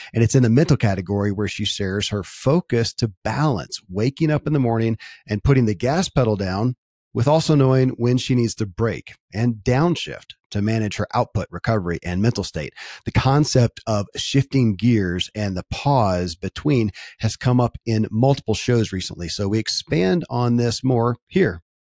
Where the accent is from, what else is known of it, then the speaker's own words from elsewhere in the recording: Kentucky, United States; I grew up in Kentucky